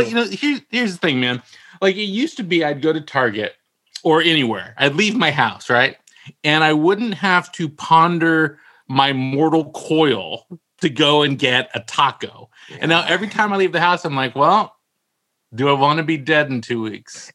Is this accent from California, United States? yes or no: yes; Walnut Creek, California, United States; now in Palm Springs, United States; I, I, grew up in Walnut Creek.